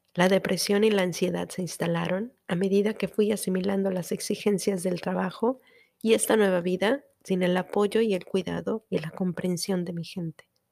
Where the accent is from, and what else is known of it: Mexico; first language Spanish; now in United States